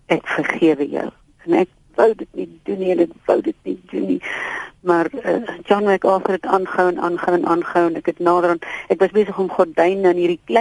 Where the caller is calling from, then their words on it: Pretoria, Gauteng, South Africa; van Pretoria